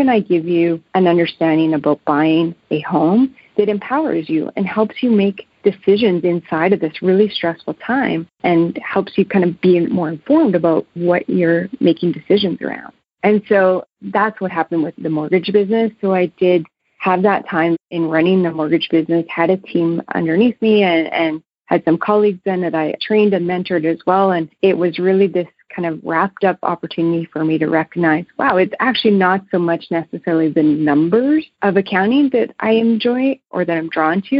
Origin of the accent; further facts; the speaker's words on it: Manitoba, Canada; also born or lived in Lethbridge, Alberta; now in Calgary, Canada; I grew up in Manitoba